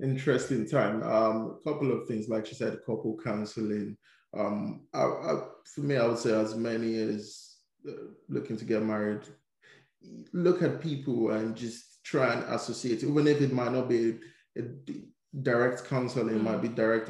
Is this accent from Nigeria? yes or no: yes; Nigeria; now in United Kingdom; I grew up in Nigeria